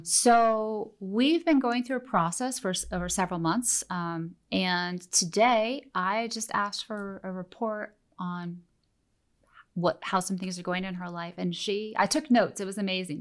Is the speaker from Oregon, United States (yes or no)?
yes; Oregon, United States; moved away; I grew up in Oregon